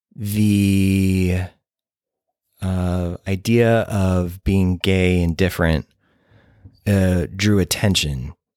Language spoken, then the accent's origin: English; Moline, Illinois, United States; also born or lived in Saint Louis; I grew up in Moline, Illinois, which is along the Mississippi, northwestern Illinois, near Davenport, Iowa